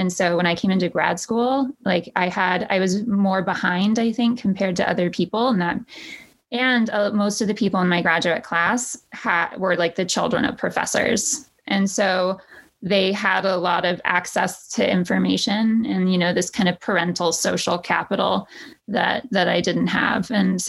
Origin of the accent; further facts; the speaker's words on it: Texas, United States; moved away as an adult; And then I transferred to somewhere in New York where everyone made fun of my accent, you know. And it was a big culture shock to me, too